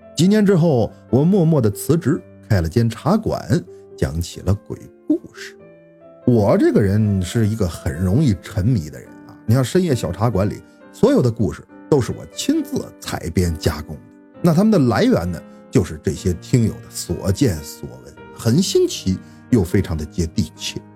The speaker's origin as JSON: {"language": "Chinese", "region": "Northeast China", "country": "China", "also_born_or_lived": "Beijing", "said": "我是个东北人"}